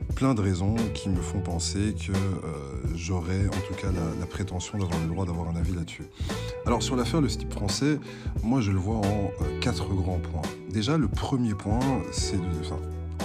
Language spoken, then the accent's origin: French; Belgium; je suis belge francophone